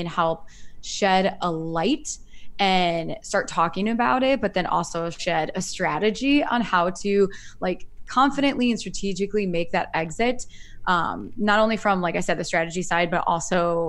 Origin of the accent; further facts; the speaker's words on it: Iowa, United States; now in Chicago, United States; I'm originally from Iowa and I grew up there.